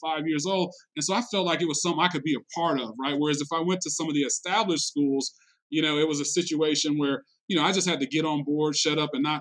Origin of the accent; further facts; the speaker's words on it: Detroit, Michigan, United States; moved away as an adult; also born or lived in Georgia / Houston / Hong Kong; I grew up in Detroit, you know, around the way.